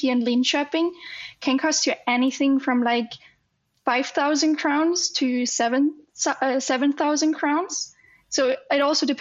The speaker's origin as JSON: {"language": "English", "country": "Germany", "moved": "yes", "lives_now": "Sweden", "said": "I'm from Germany"}